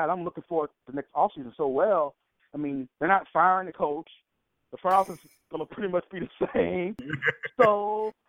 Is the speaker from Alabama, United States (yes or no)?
yes; Alabama, United States; I grew up in Alabama